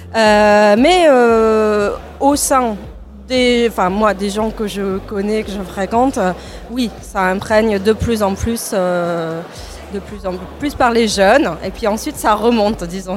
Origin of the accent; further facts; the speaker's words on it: Toulouse, Occitania, France; moved away as an adult; now in Barcelona, Spain; je suis originaire de Toulouse